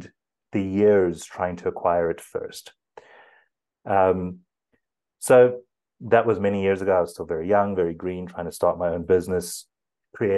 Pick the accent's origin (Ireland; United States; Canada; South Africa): South Africa; first language English; I'm from South Africa, so that's a good Afrikaans surname. I grew up English